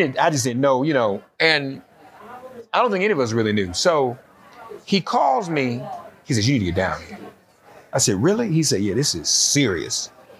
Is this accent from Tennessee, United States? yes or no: yes; Nashville, Tennessee, United States; moved away as an adult; I grew up in Nashville. In Nashville originally, and Nashville. I left Nashville 40 years ago.